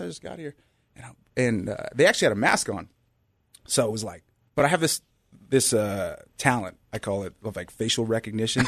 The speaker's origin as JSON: {"language": "English", "area": "Bay Area", "region": "California", "country": "United States", "tie": "born or raised there", "said": "born and raised in the Bay Area"}